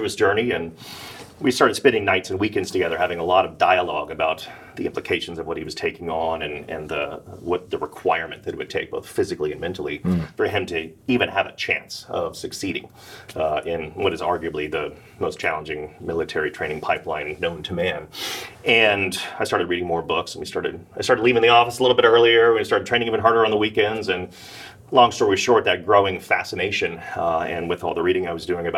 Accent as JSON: {"language": "English", "town": "Dallas", "region": "Texas", "country": "United States", "tie": "born or raised there", "said": "I grew up in Dallas"}